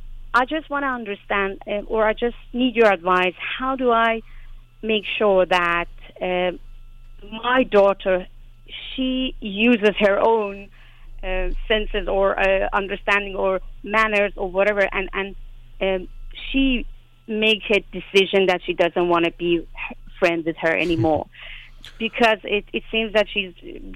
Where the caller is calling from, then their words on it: Sweden; I'm calling you from Sweden.